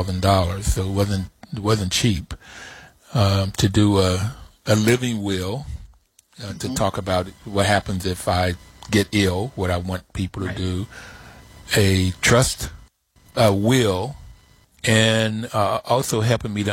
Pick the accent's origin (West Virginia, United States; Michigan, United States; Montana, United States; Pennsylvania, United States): West Virginia, United States; Bluefield; I'm from Bluefield, West Virginia, so I'm from Appalachia.